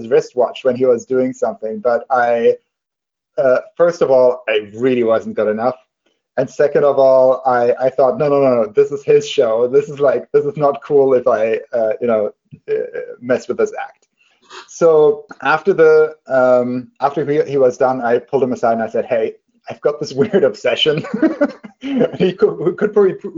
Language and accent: English; Germany; moved away; when I was a kid, I grew up in Germany.